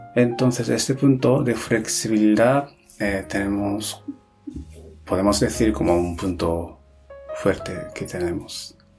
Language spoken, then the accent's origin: Spanish; Japan; Spanish is a second language; moved away as an adult; also born or lived in Spain / Netherlands; soy japonés